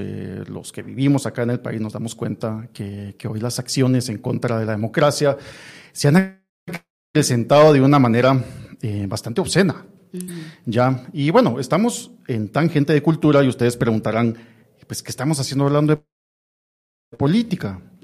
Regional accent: Guatemala

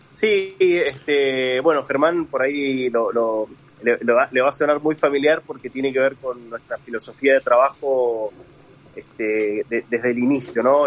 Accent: Luján de Cuyo, Mendoza, Argentina; soy mendocino, eh, nací, en Luján de Cuyo.

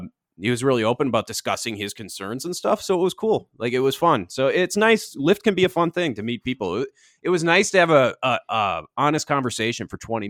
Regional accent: Twin Cities, Minnesota, United States; I love my hometown. I love the Twin Cities

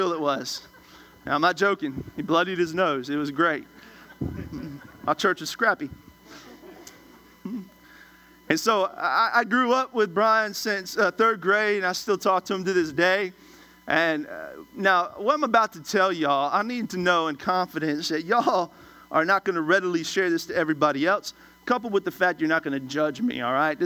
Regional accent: Washington, District of Columbia, United States; I'm originally from Washington, D.C.

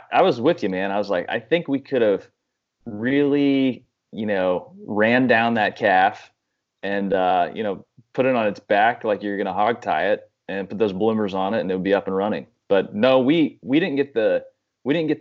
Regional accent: Kansas, United States; I grew up in Kansas. I had cows growing up

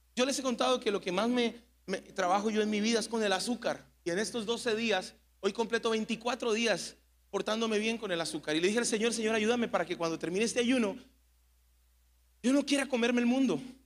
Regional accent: Mexico

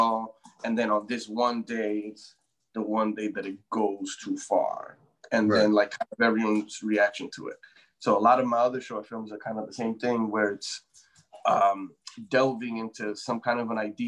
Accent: New York City, New York, United States; my hometown, the Bronx

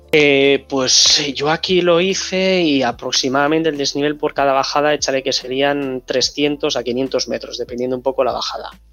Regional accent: Bilbao, Basque Country, Spain; soy de Bilbao

